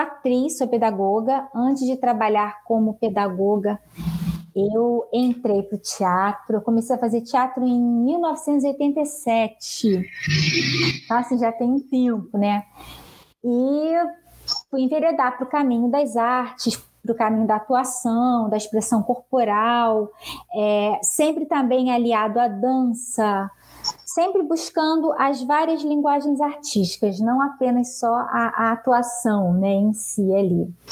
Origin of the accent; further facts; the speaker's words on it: Angra dos Reis, Rio de Janeiro, Brazil; moved away as an adult; now in Rio de Janeiro, Brazil; eu nasci aqui, mas na verdade fui criada em Angra dos Reis, então sou de Angra dos Reis, morei minha vida toda lá. Retornei para o Rio há cerca de quatro anos